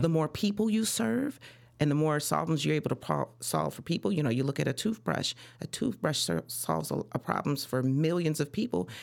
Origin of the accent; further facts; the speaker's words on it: Chicago, Illinois, United States; also born or lived in Des Moines, Iowa; I'm from Iowa, but I was actually raised in Chicago